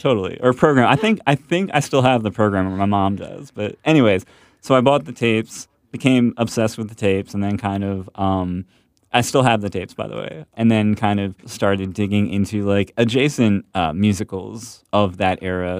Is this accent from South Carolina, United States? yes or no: no; Ambler, Pennsylvania, United States; I'm from Ambler